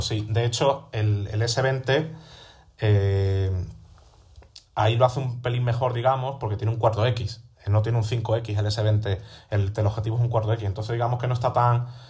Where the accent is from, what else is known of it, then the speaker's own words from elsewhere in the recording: Seville, Andalusia, Spain; now in Madrid, Spain; yo pensaba irme a Sevilla, a mi tierra